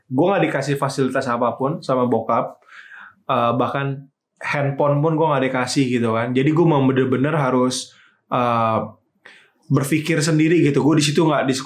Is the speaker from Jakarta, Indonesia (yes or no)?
yes; Jakarta, Indonesia; Jadi pertama kali itu gue gue emang lahir di Jakarta, Bang. Gue emang gede di Jakarta.